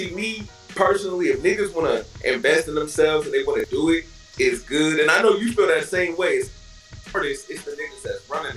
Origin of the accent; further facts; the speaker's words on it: San Francisco, California, United States; I'm from the city, bro. I ain't from the town. I'm from San Francisco.